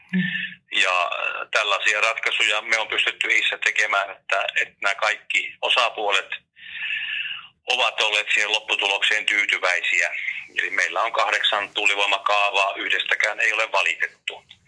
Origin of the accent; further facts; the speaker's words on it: Kuusamo, North Ostrobothnia, Finland; moved away; mä oon Kuusamasta kotosi